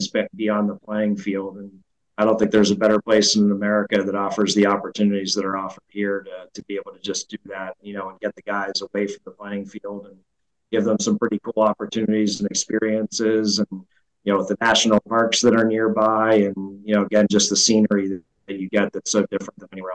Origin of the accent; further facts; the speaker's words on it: Midwest, United States; moved away as an adult; also born or lived in East Coast; growing up in the Midwest